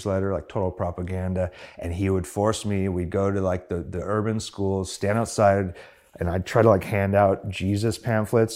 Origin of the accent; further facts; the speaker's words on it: San Diego, California, United States; I grew up in San Diego, and my father was a preacher, minister, whatever you want to call it